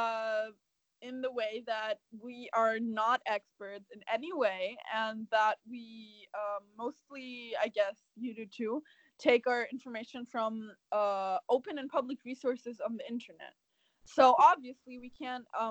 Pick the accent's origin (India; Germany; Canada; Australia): Germany; English is a second language; moved away; I was born and raised in Germany and lived there for half of my life